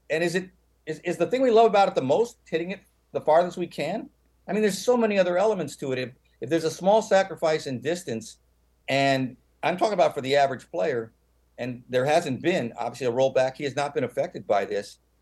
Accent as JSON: {"language": "English", "town": "San Francisco", "region": "California", "country": "United States", "said": "I come from San Francisco"}